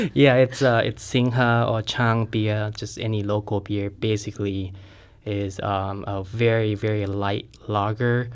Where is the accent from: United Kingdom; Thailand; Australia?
Thailand; now in St. Louis, United States; I'm originally from Thailand